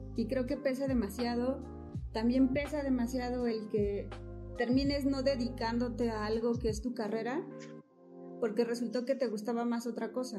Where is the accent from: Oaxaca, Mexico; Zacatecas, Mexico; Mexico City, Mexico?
Oaxaca, Mexico; soy de Oaxaca